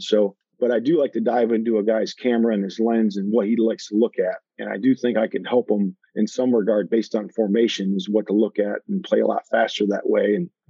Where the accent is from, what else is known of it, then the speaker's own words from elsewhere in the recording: Lake Erie, United States; I grew up fishing on Lake Erie with my dad. So, and I spent about 12 years of my life out there on Lake Erie fishing for walleye.